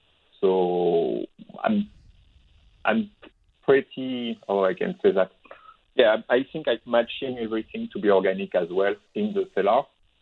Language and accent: English; France; now in Okanagan Valley, Canada; where I was born in France.